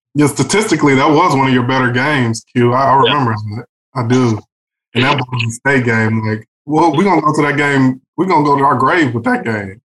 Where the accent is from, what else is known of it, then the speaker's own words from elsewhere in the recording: Texas, United States; growing up in Texas